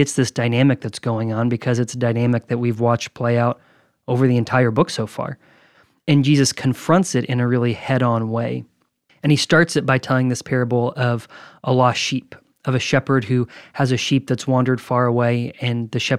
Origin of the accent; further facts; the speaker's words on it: Nashville, Tennessee, United States; from East Nashville.